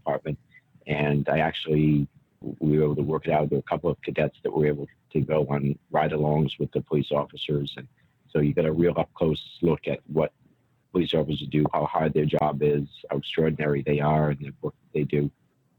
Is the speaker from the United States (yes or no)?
yes; Warwick, Rhode Island, United States; Warwick, Rhode Island is my hometown. Born and raised there. I still live in Warwick.